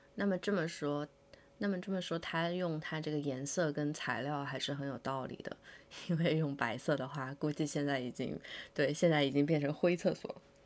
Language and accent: Chinese; rural Chongqing, China; 我小时候住在那个重庆的农村里